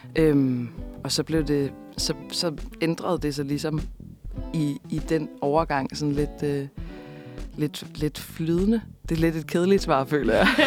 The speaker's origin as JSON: {"language": "Danish", "town": "Kolding", "region": "Southern Denmark", "country": "Denmark", "tie": "born or raised there", "also_born_or_lived": "Copenhagen", "moved": "as an adult", "said": "jeg er opvokset i Kolding"}